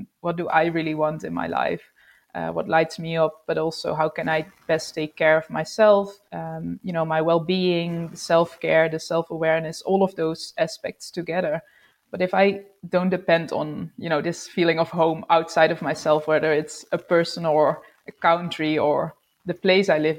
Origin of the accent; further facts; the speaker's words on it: Netherlands; moved away as an adult; also born or lived in Sydney, Australia / Melbourne, Australia; we moved to the Netherlands, where I'm from